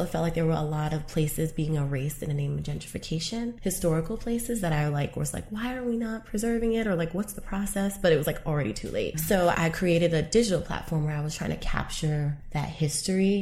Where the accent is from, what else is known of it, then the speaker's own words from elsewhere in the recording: New York City, New York, United States; moved away as an adult; now in Los Angeles, United States; Being born and raised in Harlem, I went to a lot of like Afrocentric schools like in the 90s